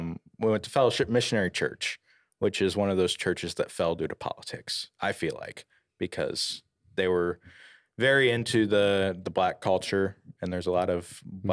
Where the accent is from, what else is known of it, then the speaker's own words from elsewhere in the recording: Fort Wayne, Indiana, United States; now in Huntington, United States; We're from Fort Wayne.